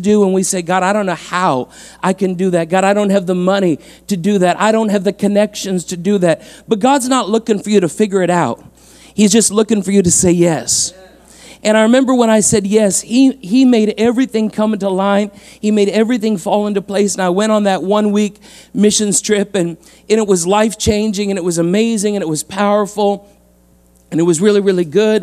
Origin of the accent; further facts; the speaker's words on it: London, Ontario, Canada; I was born and raised here in London, Ontario, on the East End, out by Dundas and Clark was kind of my hood